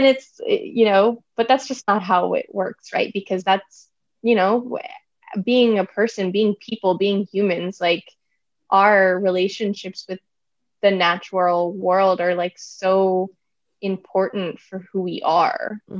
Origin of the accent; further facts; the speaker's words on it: India; because I am Indian, I can't study India in the way that they feel that one should be able to study India.